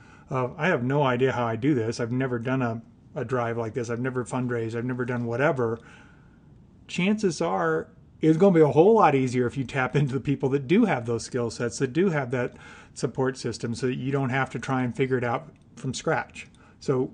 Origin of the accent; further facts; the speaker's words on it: Illinois, United States; I grew up in the Midwest. I grew up in Illinois on a small farm